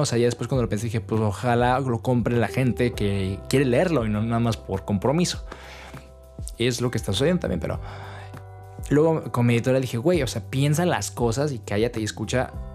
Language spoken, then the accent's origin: Spanish; Toluca, State of Mexico, Mexico; moved away as an adult; now in Netherlands; en mi ciudad natal de Toluca